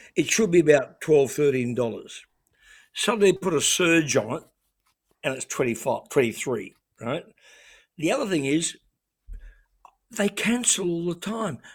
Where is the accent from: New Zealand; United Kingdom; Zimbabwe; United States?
New Zealand; moved away as an adult; now in Australia; I grew up in New Zealand